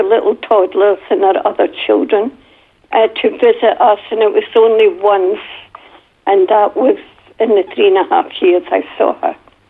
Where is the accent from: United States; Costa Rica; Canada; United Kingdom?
United Kingdom; Glasgow, Scotland; And when I went back to school in Glasgow, my accent was so bad that the other children would laugh at me.